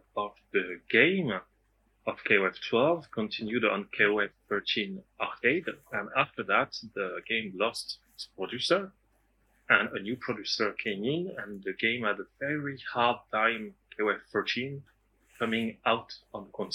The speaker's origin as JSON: {"language": "English", "country": "France", "said": "from France"}